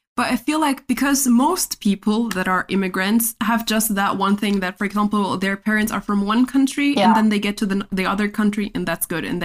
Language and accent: English; Chile; first language es; English is a second language; But then I have to be like, yeah, because I'm also from Chile and blah, blah, blah.